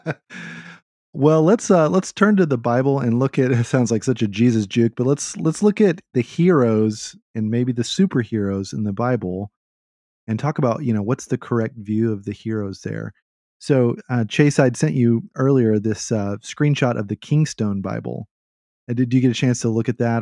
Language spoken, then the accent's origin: English; Austin, Texas, United States; I'm from Austin